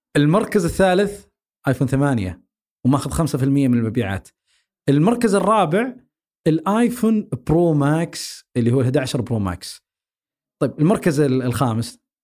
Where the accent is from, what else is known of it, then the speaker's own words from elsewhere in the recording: Saudi Arabia; عندنا بالسعوديه